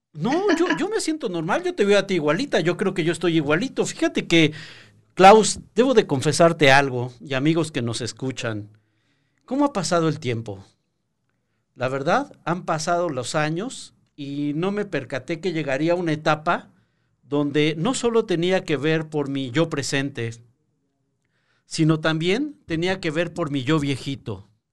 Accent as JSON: {"language": "Spanish", "country": "Mexico"}